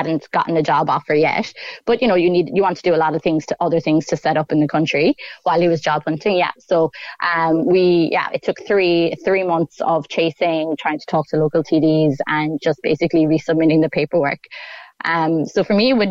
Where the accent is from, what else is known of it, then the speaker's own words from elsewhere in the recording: Ireland; moved away as an adult; I'm Irish